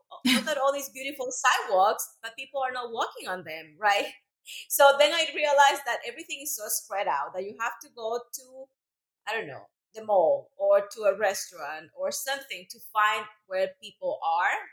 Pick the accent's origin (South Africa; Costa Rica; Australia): Costa Rica; born or raised there; English is a second language; moved away as an adult; also born or lived in El Salvador; now in Dallas, United States